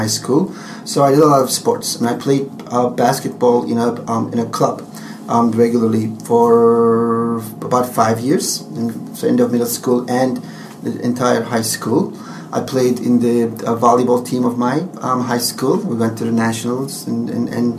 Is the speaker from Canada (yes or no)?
no; Turkey; born or raised there; English is a second language; moved away as an adult; now in United States